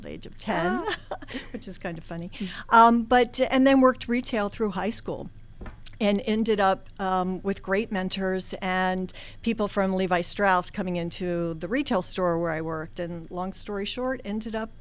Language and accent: English; Washington, District of Columbia, United States; I was born and raised in Washington, D.C.